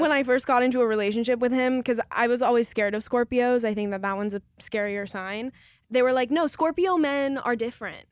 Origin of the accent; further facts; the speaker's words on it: Colorado, United States; I'm from Colorado